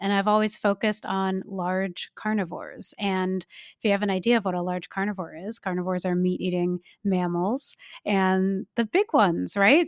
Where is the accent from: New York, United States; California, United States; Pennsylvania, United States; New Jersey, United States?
California, United States; I'm from California